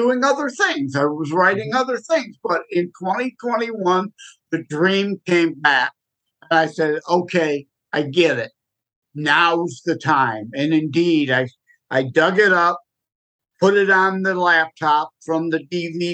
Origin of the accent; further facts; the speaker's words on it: Michigan, United States; I'm born and raised in Michigan